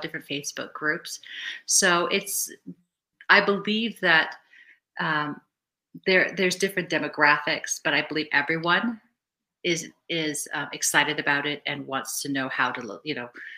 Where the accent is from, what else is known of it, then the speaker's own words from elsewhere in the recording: Vancouver, British Columbia, Canada; also born or lived in Cape Town, South Africa; I grew up in Vancouver, British Columbia, but I was originally born in Cape Town, South Africa.